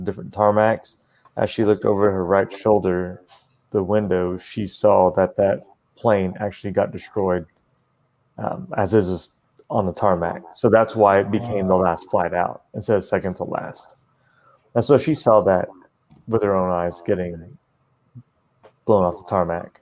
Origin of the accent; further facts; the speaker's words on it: United States; I was born here in America